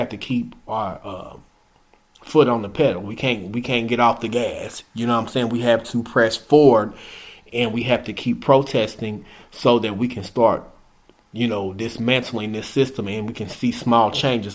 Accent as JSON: {"language": "English", "town": "Indianapolis", "region": "Indiana", "country": "United States", "tie": "born or raised there", "said": "my hometown, Indianapolis"}